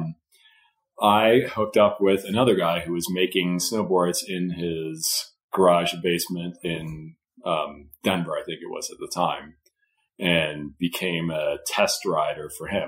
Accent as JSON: {"language": "English", "country": "Denmark", "tie": "born or raised there", "moved": "yes", "said": "I grew up in Denmark"}